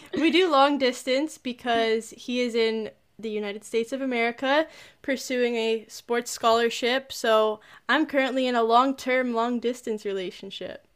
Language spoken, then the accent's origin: English; Toronto area, Ontario, Canada; I'm also from the Toronto area.